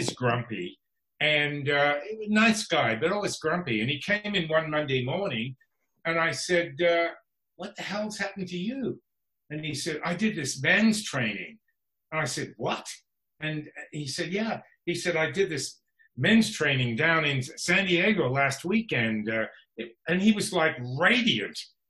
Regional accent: Canberra, Australian Capital Territory, Australia; moved away as an adult; now in Los Angeles, United States; I was born in Australia, Canberra, the capital city.

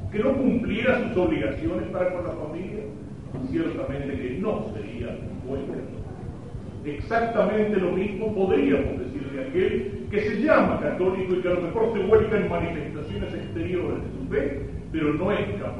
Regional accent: Argentina; Rezar por la patria, rezar por la patria es un deber nuestro, como argentinos y también como católicos.

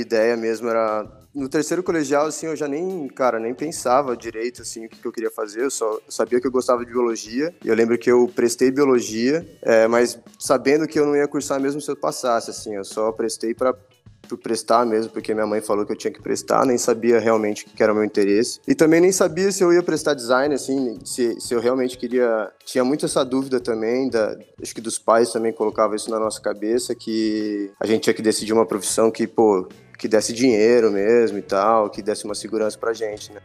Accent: Botucatu, São Paulo, Brazil; also born or lived in Campinas; na verdade eu nasci em Campinas e com dois anos minha família já se mudou para Botucatu, então o que eu lembro mesmo é tudo de Botucatu, não lembro de nada lá de Campinas, então posso, posso falar que eu, que eu cresci lá e sou botucatuense mesmo

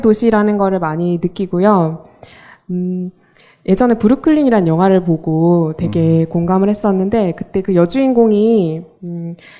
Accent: Mokpo, South Jeolla, South Korea; moved away as an adult; now in Seoul, South Korea; 저는 목포에서 어, 태어나서 고등학교까지 다니고 20살에 서울로 올라왔는데요.

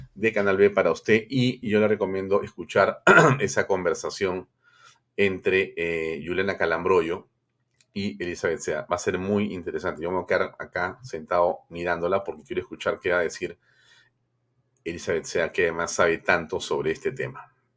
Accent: Peru

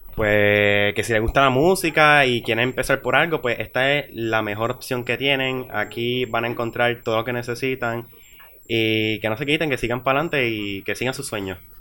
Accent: Utuado, Puerto Rico; Soy de Utuado Vive Arriba.

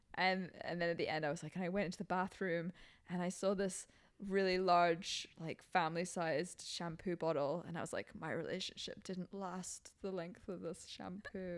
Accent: Hong Kong; moved away; growing up in Hong Kong when I was in Hong Kong

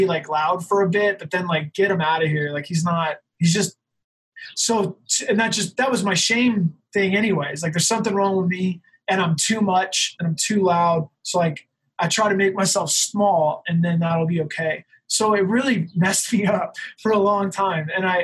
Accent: Salt Lake City, Utah, United States; I'm from Salt Lake City in the hardcore scene

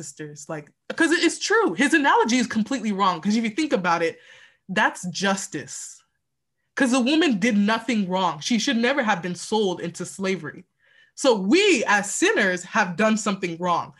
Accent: Texas, United States; also born or lived in Houston; I was born and raised in Texas

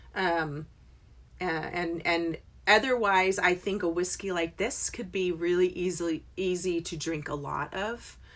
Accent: England, United Kingdom; moved away; I was born in England.

